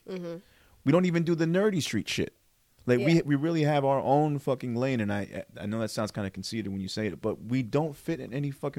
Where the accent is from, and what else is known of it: Parsippany, New Jersey, United States